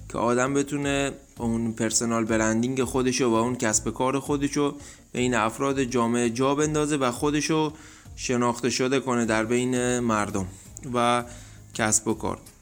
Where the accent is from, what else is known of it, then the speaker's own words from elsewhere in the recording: Dezful, Khuzestan, Iran; اهل خوزستان دسپور